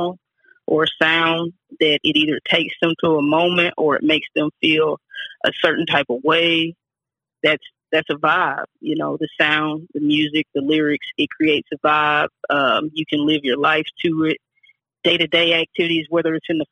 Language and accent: English; Kennett, Missouri, United States; also born or lived in Kansas City, Missouri; now in Atlanta, United States; I was born in Kansas City, but I was raised small town, Kennett, Missouri